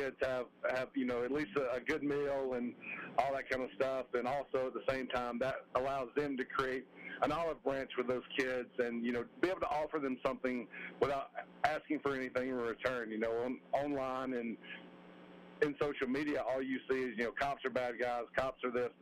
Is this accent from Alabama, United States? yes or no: yes; Roanoke, Alabama, United States; growing up in Alabama, those hot days, remember high school ball, JV ball